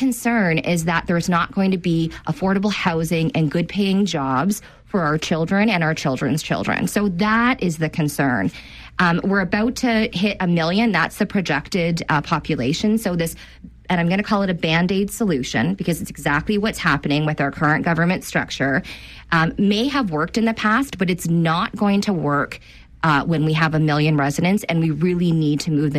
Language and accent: English; Cambridge, Ontario, Canada; And I'm a proud resident of Cambridge.